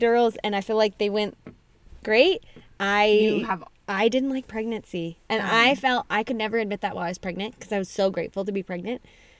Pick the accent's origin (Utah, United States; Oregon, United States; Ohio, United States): Utah, United States; Santa Clara; So I grew up in Santa Clara, too.